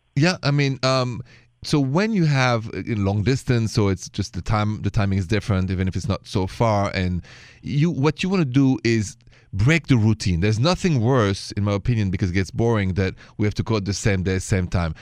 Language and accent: English; France